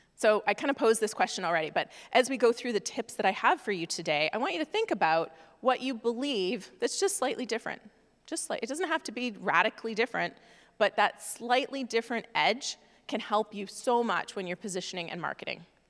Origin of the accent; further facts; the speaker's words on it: Canada; moved away as an adult; now in United States; I am from Canada originally